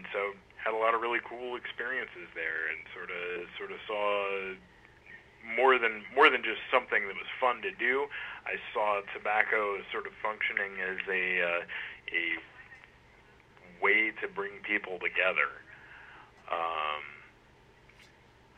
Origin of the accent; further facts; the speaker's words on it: Portales, New Mexico, United States; moved away as an adult; also born or lived in Chicago, Illinois / Denver, Colorado / Cleveland, Tennessee; now in South Carolina, United States; I grew up in a tiny little town called Portales in the state of New Mexico, and I lived there until I was 19